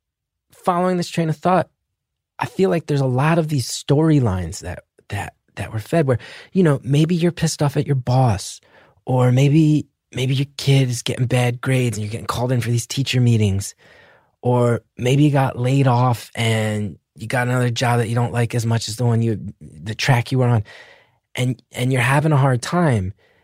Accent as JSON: {"language": "English", "town": "New York City", "region": "New York", "country": "United States", "said": "And I'm an artist from New York City"}